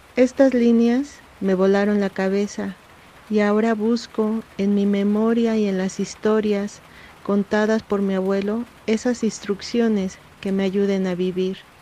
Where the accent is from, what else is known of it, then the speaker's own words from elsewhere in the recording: Nezahualcóyotl, State of Mexico, Mexico; now in Oaxaca de Juárez, Mexico; Yo crecí en Ciudad Neza